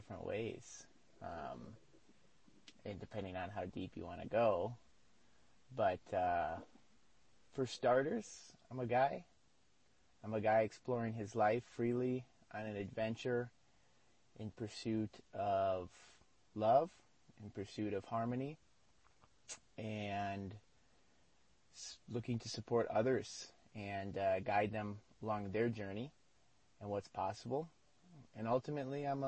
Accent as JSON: {"language": "English", "country": "United States", "moved": "as an adult", "lives_now": "Mexico", "said": "I'm an American"}